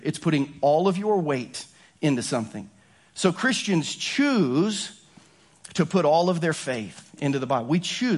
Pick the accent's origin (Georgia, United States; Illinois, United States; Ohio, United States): Ohio, United States; growing up in Ohio